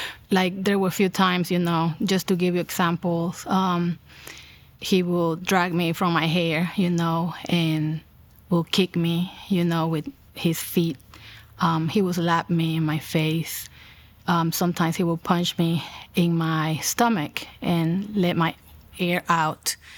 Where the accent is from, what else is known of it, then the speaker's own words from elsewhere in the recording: El Salvador; also born or lived in New York; I was born in New York and my parents met in New York City. When I was 4 years old, my parents moved back to El Salvador. That's where they're from. So I pretty much, my whole childhood, I live in El Salvador.